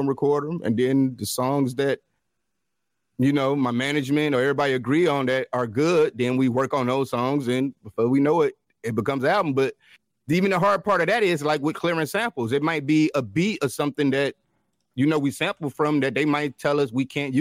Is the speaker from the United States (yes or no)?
yes; Detroit, Michigan, United States; I come from Detroit, and that's more of the open mic scene